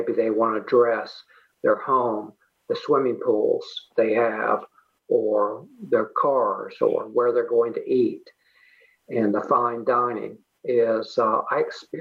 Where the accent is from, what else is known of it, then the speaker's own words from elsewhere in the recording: Miami, Florida, United States; moved away as an adult; also born or lived in Merida, Mexico; I grew up in Miami long time ago and was there until the 80s.